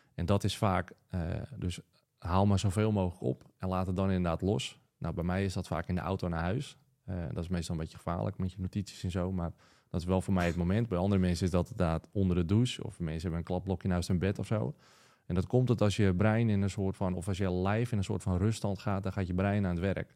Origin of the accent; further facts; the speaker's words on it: Wieringen, North Holland, Netherlands; now in Schagen, Netherlands; ik kom zelf oorspronkelijk van Wieringen.